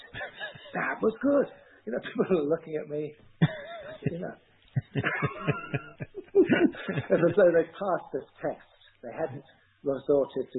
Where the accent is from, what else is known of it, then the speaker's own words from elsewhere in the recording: London, United Kingdom; moved away as an adult; also born or lived in Bath; now in Asheville, United States; growing up in London and listening to all those stories